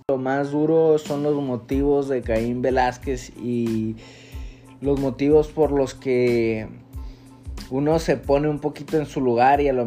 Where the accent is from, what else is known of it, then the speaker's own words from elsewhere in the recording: Mexico; alrededor de, de pues lo cercano a, a nosotros como mexicanos o mexicoamericanos.